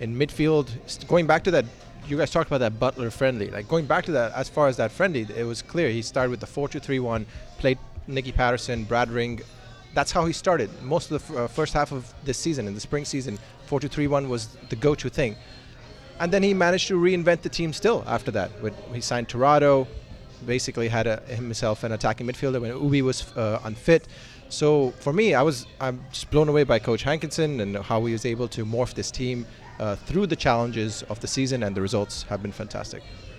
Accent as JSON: {"language": "English", "town": "Kolkata", "region": "West Bengal", "country": "India", "tie": "born or raised there", "said": "I grew up in Calcutta, but now my family lives in New Delhi"}